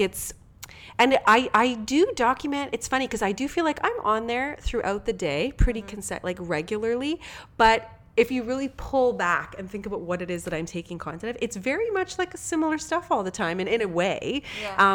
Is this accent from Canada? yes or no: yes; Canada; also born or lived in Ontario; being a Canadian